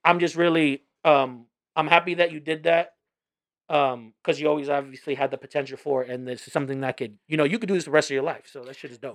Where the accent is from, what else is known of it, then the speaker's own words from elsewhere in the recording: New York, United States; I was born in New York